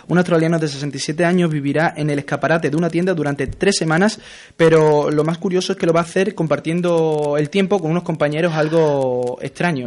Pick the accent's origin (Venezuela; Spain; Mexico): Spain; somos españoles